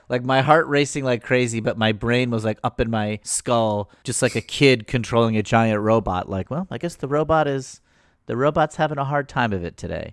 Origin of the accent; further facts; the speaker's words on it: Danbury, Connecticut, United States; my hometown of Danbury